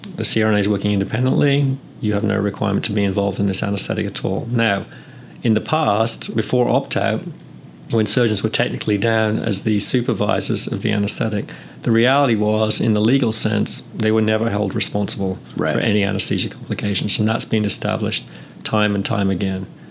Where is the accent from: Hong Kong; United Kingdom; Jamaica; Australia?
United Kingdom; England; moved away as an adult; also born or lived in California / North Carolina; now in United States; I'm from England and I graduated from nursing school in the UK back in 86. Came to the US soon after